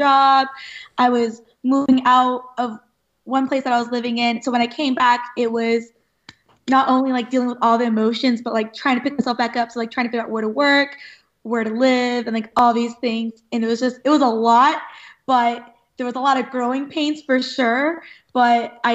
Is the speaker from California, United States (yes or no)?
yes; Irvine, California, United States; I grew up in like the Tustin, Irvine area, went to school here, went to college in Cal State Fullerton, which is also in Orange County